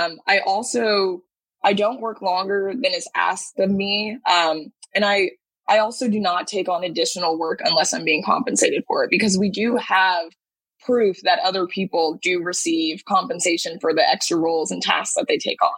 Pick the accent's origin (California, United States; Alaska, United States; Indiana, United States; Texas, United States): Texas, United States; Dallas; now in New York, United States; I hail from Dallas, Texas, but currently live in New York